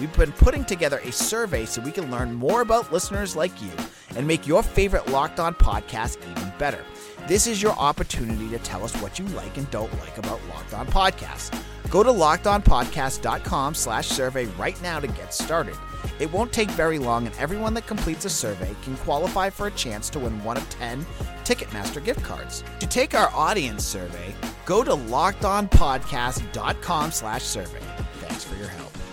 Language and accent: English; Boston, Massachusetts, United States; accent: Boston; my Boston accent.